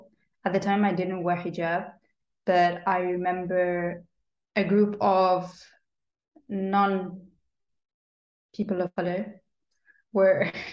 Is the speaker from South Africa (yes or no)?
no; Sudan; also born or lived in United Kingdom; I think that boy was from Nigeria and I was from Sudan, so we were both like African from Africa, you know. And that had grown up in Britain.